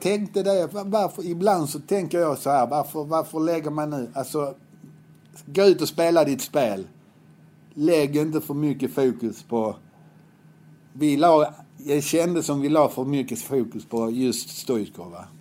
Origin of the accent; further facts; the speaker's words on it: Helsingborg, Skåne, Sweden; Jag var uppväxt på Höga Borg